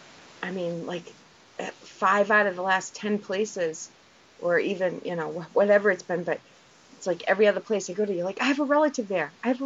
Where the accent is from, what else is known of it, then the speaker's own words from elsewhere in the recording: Massachusetts, United States; moved away as an adult; now in New Hampshire, United States; 2 hours from Salem, Mass. I technically live in New Hampshire now, but I grew up in Massachusetts.